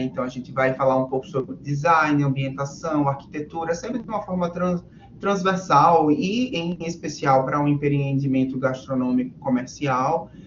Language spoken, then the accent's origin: Portuguese; Natal, Rio Grande do Norte, Brazil; da minha cidade natal, Natal, Rio Grande do Norte